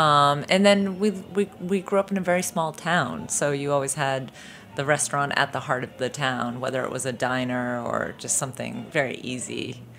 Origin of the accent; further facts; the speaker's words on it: Boston, Massachusetts, United States; I grew up in Boston, Massachusetts.